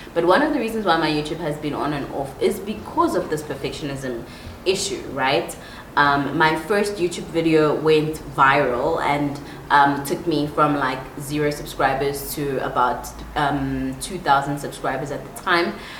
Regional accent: Empangeni, KwaZulu-Natal, South Africa; also born or lived in Pretoria, South Africa / Johannesburg, South Africa; now in Nairobi, Kenya; Then we moved to KwaZulu Natal as a family, and I spent the rest of my teenage years, my young, like preteen and teenage years, in Empangeni, a very small town on the coast of um, KwaZulu Natal.

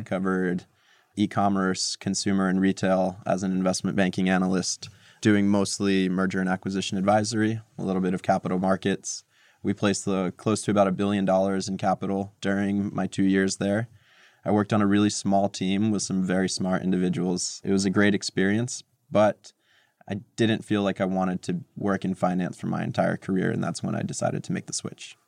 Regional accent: Montclair, New Jersey, United States; born or raised there; moved away as an adult; also born or lived in Moscow, Russia / New York City; now in New York, United States

